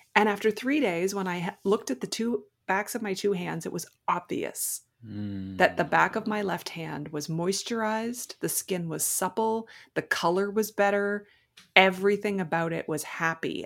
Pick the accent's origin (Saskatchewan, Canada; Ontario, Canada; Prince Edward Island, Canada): Prince Edward Island, Canada; I'm from Prince Edward Island in Canada.